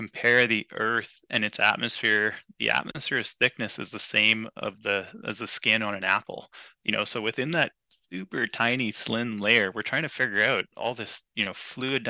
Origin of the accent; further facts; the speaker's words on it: Hudson, Quebec, Canada; moved away as an adult; also born or lived in Montreal, Canada / Vancouver, Canada; now in Nelson, Canada; I grew up out east in Montreal, and in this little town called Hudson, Quebec, just off the west side of the island.